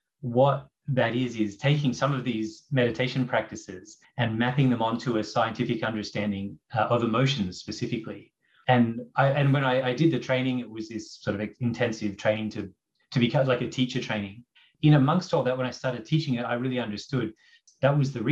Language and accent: English; Brisbane, Queensland, Australia; moved away as an adult; also born or lived in Toronto, Canada; In my early 20s, I moved from Brisbane to Toronto, to Canada